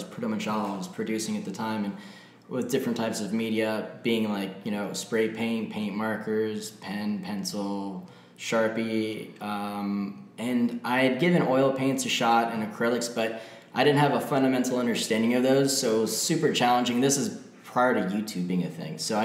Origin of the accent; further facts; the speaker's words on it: Florida Keys, United States; I grew up in the Florida Keys